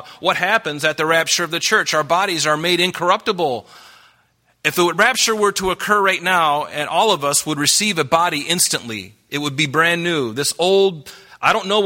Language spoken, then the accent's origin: English; United States; I'm American